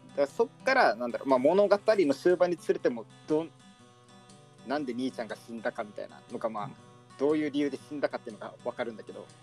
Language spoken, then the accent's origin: Japanese; Kansai, Japan; born or raised there; now in Tokyo, Japan